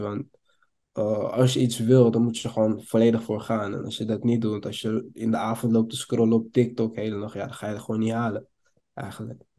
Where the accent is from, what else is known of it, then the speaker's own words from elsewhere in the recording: Amsterdam, North Holland, Netherlands; Ik kom uit Amsterdam